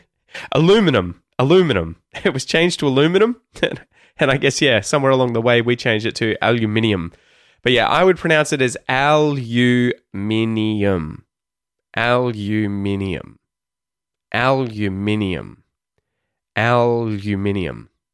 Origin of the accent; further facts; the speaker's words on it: Australia; accent: Australian; the Australian accent, my Australian accent.